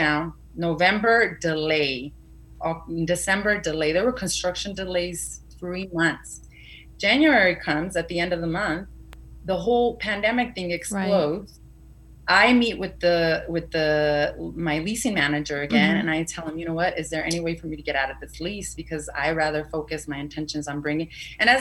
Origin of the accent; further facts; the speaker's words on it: Mexico; I was born in Mexico, but there's still some Spaniard blood in me